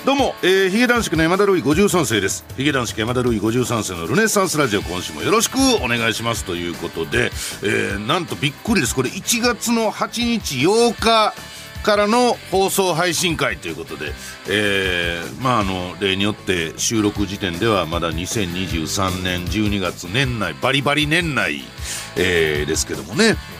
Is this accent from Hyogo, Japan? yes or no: yes; Hyogo, Japan; accent: Kansai; moved away; 私一応兵庫県出身の関西人なもんですから、イントネーション問題みたいなのがあるわけですよ